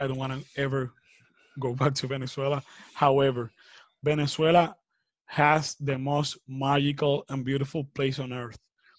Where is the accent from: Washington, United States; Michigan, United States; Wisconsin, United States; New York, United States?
New York, United States; born there; also born or lived in Dominican Republic; I was born in New York, so my passport is blue. So I was illegal in the Dominican Republic.